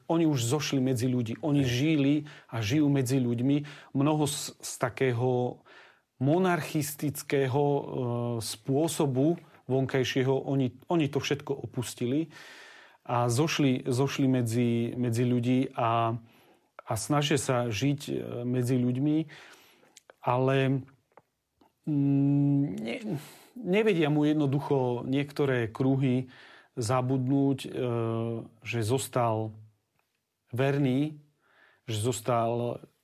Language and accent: Slovak; Slovakia; also born or lived in Rome; doma na Slovensku